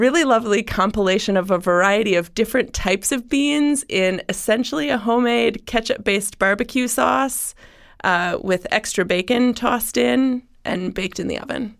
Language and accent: English; Wisconsin, United States; now in Columbus, United States; I mean, I was raised in Wisconsin.